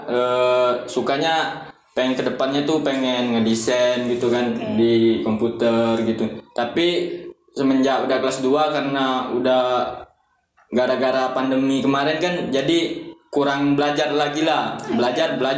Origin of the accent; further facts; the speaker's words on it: Bengkulu, Indonesia; Kalau asalnya aslinya dari Bungkulu.